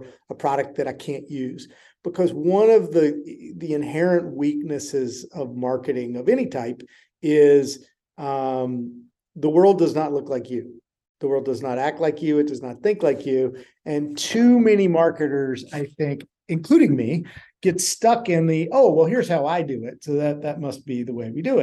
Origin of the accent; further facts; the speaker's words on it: North Carolina, United States; moved away as an adult; also born or lived in Maine; I grew up in North Carolina, and it took me away from my small town upbringing